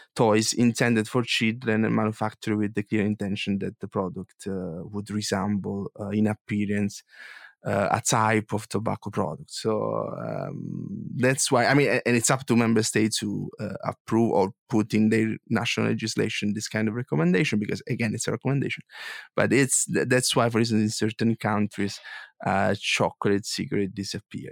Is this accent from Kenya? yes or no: no; Foggia, Apulia, Italy; I'm from Puglia and I'm from, uh, this town that you visited, uh, Foggia